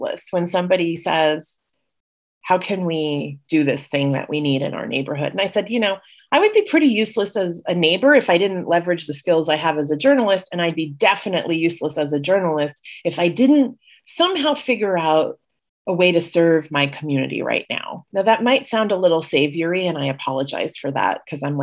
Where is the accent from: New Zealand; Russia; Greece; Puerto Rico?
Puerto Rico; also born or lived in Los Angeles / Washington, D.C.; now in Jackson Heights, New York, United States; I was raised in Puerto Rico, which is a little bit of a digression from being the daughter of Indian immigrants